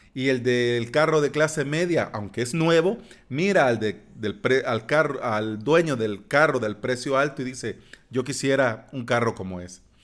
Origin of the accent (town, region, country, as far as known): El Salvador